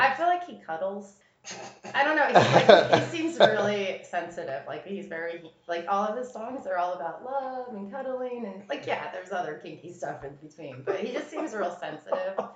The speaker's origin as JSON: {"language": "English", "town": "New York City", "region": "New York", "country": "United States", "tie": "born or raised there", "also_born_or_lived": "Pennsylvania / New Jersey", "said": "Pennsylvania, New Jersey, New York, mostly New York. Brooklyn oh. most of my life"}